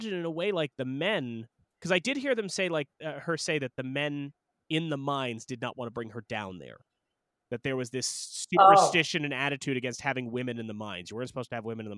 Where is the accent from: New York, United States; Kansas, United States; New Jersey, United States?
New York, United States; Long Island; We're from Long Island